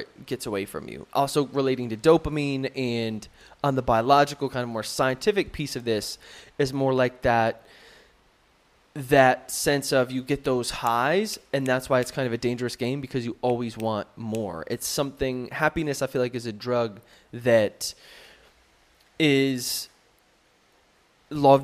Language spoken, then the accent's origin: English; United States; moved away; being an American and now having some perspective on Americans